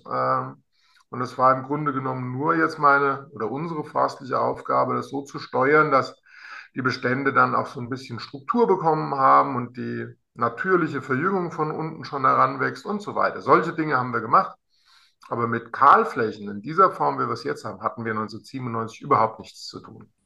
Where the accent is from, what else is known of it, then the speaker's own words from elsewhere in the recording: Alsfeld, Hesse, Germany; in meiner Heimatstadt Alsfeld